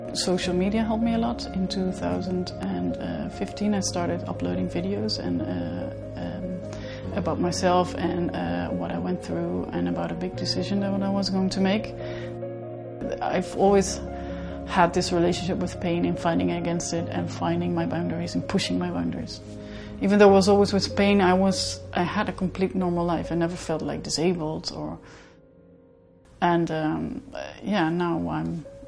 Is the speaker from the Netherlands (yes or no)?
yes; Netherlands; I'm from the Netherlands